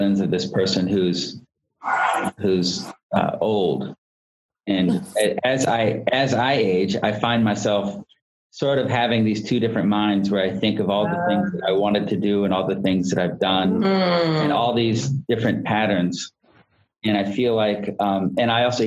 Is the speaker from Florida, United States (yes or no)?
yes; Florida, United States; I'm from Florida